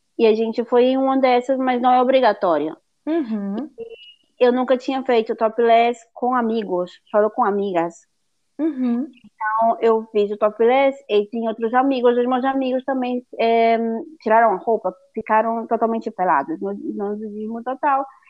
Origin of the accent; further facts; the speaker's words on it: Fortaleza, Ceará, Brazil; moved away as an adult; now in Galicia, Spain; sou de Fortaleza, no Nordeste do Brasil